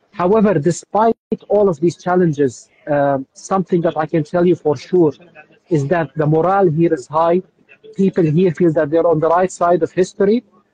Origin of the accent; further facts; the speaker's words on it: Jerusalem, Palestine; now in Gaza, Palestine; I came to Gaza around 2 years ago. I'm originally from Jerusalem. My wife is originally from Gaza.